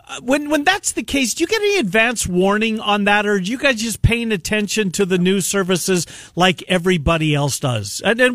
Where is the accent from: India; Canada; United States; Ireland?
Canada; moved away; my Canadian roots